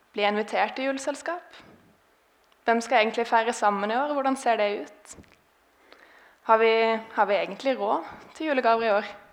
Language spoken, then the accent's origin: Norwegian; Grimstad, Agder, Norway; moved away; jeg har vokst opp i denne menigheten. Grimstad misjonskirke